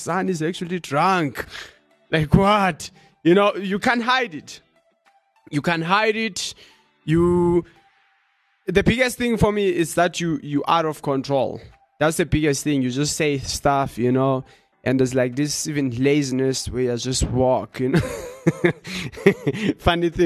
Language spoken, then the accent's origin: English; South Africa; accent: South African; my accent sounds like a South African person